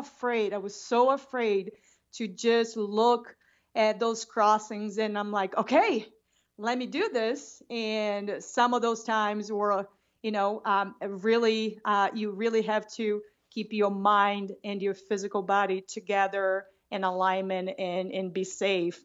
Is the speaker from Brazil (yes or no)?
yes; Rio de Janeiro, Brazil; English is a second language; moved away as an adult; also born or lived in Boston; now in Bend, Oregon, United States; I grew up in Rio de Janeiro.